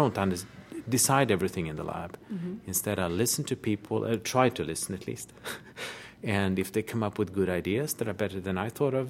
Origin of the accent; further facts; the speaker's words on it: Sweden; I'm from Sweden, Uppsala University.